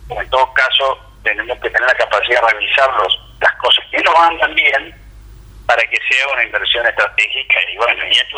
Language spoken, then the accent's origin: Spanish; Argentina; así somos los argentinos.